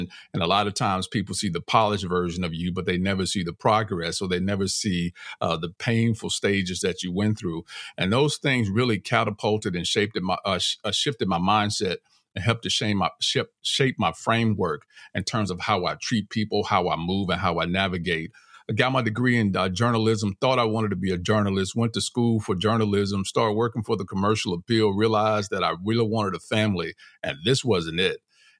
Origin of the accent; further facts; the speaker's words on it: Los Angeles, California, United States; I grew up in Crenshaw, raised by my grandmother, never lived with my parents.